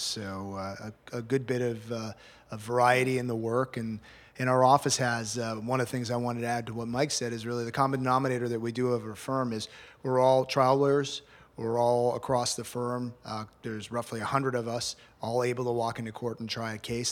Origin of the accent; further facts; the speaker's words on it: Montreal, Quebec, Canada; moved away as an adult; also born or lived in Kingston, Canada; now in Miami, United States; born and raised in Montreal, uh, nineteen sixty-seven and ninety-two, and then I moved to Miami